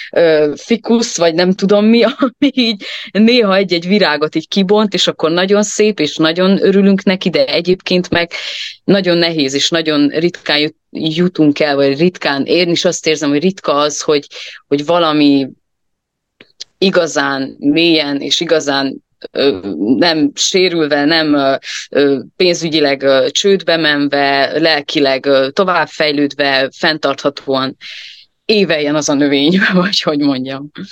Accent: Transylvania, Romania; én erdély magyarként

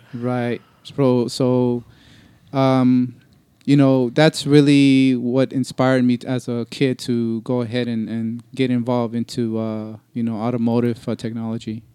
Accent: Los Angeles, California, United States; I'm from Los Angeles, California, born and raised

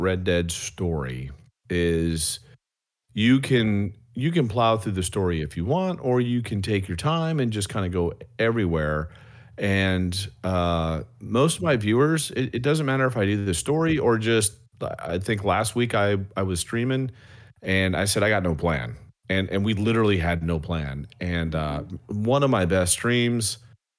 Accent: Wisconsin, United States; now in the South, United States; I'm actually from Wisconsin

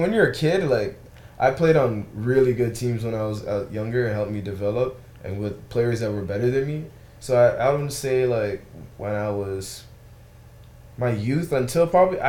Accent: Toronto, Ontario, Canada; moved away as an adult; also born or lived in Connecticut / New York City; now in St. Louis, United States; I'm originally from Toronto, Canada.

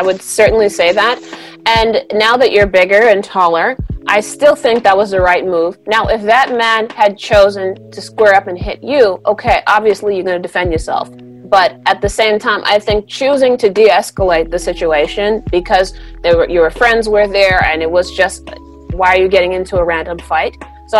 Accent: Deep South, United States; And this is what I've been taught my whole life growing up. I'm from the Deep South, and my grandparents have taught us this

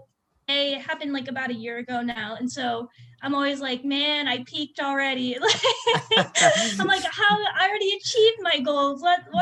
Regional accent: Phoenix, Arizona, United States; also born or lived in Cleveland, Ohio; I'm from Arizona my whole life. Like, I lived in Ahwatukee

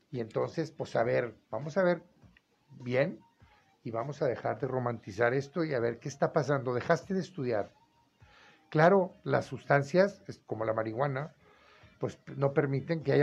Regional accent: Mexico; en todo el mundo hay esto y los payasos somos los mexicanos, ya hasta el gobierno está dando permiso.

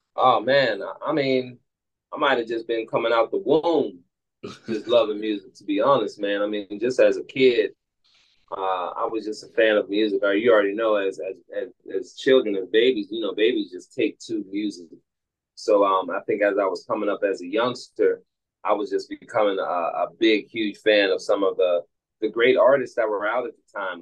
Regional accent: Pittsburgh, Pennsylvania, United States; born and raised in Pittsburgh

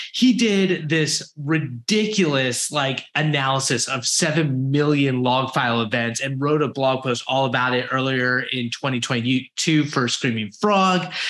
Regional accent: United States; I'm American

